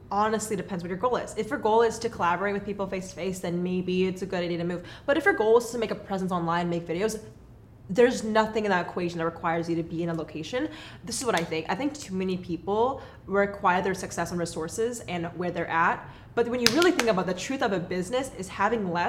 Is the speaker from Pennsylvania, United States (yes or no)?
no; Los Angeles, California, United States; born there; also born or lived in Texas; now in Portland, United States; Well, I was born in Los Angeles.